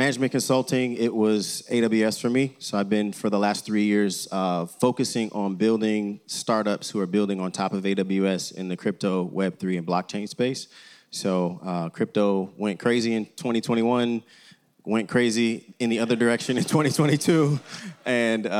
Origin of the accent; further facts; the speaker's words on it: Chicago, Illinois, United States; moved away as an adult; now in Bay Area, United States; born and raised in Chicago. Been in the Bay Area for about 18 years now